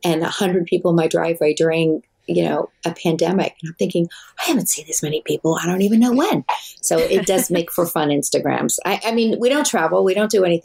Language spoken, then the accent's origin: English; Wales, United Kingdom; I'm from Wales